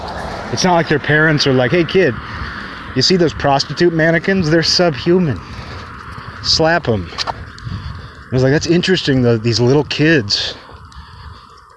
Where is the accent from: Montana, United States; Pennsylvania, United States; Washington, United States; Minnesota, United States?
Washington, United States; Kirkland; now in Olympia, United States; my hometown changed so much just over the span of my childhood. Like it went from kind of a more of a small town feel. You know, it's the suburbs of Seattle